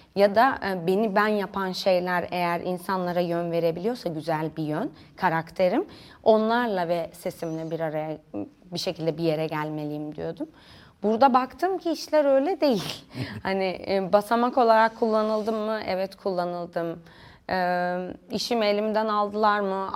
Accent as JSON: {"language": "Turkish", "region": "Denizli", "country": "Turkey", "tie": "born or raised there", "also_born_or_lived": "Kayseri", "moved": "as an adult", "lives_now": "Istanbul, Turkey", "said": "Denizli'de büyüdüm."}